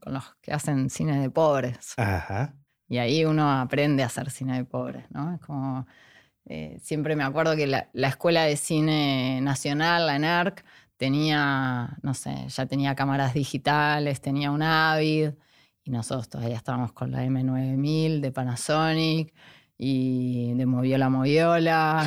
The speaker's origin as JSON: {"language": "Spanish", "town": "Avellaneda", "region": "Buenos Aires Province", "country": "Argentina", "tie": "born or raised there", "also_born_or_lived": "Mexico", "moved": "as an adult", "lives_now": "Jujuy, Argentina", "said": "yo viví toda mi infancia en Avellaneda hasta la adolescencia."}